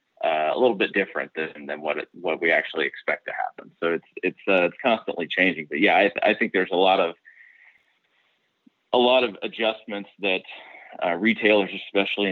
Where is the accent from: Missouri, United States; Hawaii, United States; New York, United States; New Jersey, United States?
Missouri, United States; Kansas City; I'm from Kansas City, Missouri, where, you know, you can get across town in 15 minutes